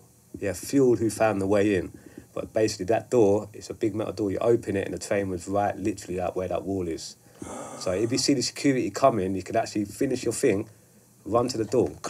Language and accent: English; London, United Kingdom; I was from South London, like, not many people from my estate really wrote.